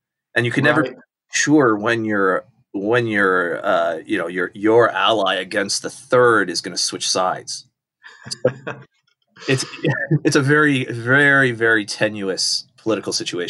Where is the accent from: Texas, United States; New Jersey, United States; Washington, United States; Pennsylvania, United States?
Washington, United States; also born or lived in Southern California; Yeah. I'm a West Coast guy. So I was born in California, Southern California. As in various places in Southern California as a little kid, then moved up to Washington State as a school kid, and then lived outside of Seattle there through high school.